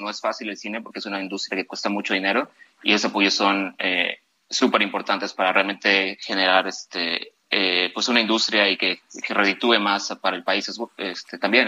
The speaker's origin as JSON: {"language": "Spanish", "town": "Guadalajara", "region": "Jalisco", "country": "Mexico", "moved": "as an adult", "lives_now": "Los Angeles, United States", "said": "yo soy mexicano de Guadalajara"}